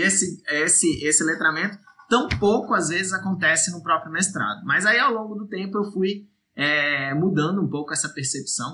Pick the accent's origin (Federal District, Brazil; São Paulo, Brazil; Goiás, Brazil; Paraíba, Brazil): Federal District, Brazil; Brasília; Distrito Federal, onde foi eu, onde eu nasci e, e realizei meu ensino médio e meu ensino superior